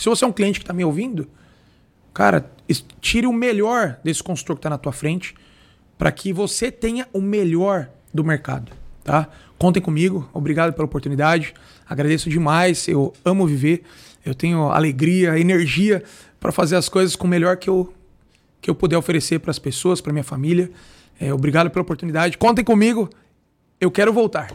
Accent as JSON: {"language": "Portuguese", "country": "Brazil", "said": "nós não fomos criados com essa cultura no Brasil"}